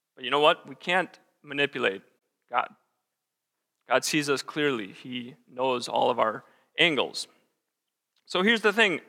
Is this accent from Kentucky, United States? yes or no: no; Wisconsin, United States; moved away as an adult; also born or lived in Michigan / Iowa / South Dakota; now in Sioux Falls, United States; grew up in Wisconsin. Spent my first twenty-some years there.